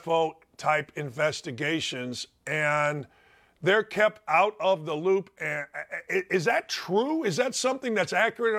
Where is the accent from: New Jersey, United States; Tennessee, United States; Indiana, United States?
Indiana, United States; Gary; I grew up in Gary, Indiana, murder capital of the United States